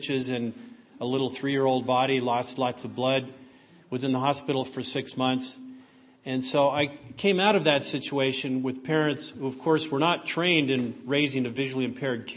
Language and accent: English; San Francisco Bay Area, California, United States; also born or lived in New Mexico; We moved to California from New Mexico to the San Francisco Bay Area because my parents looked for the schools that were the best for me